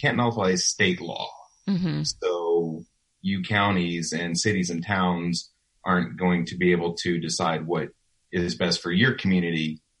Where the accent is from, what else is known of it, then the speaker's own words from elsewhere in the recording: Virginia, United States; I grew up in Virginia. I went to high school there and it was a lot smaller than it is now.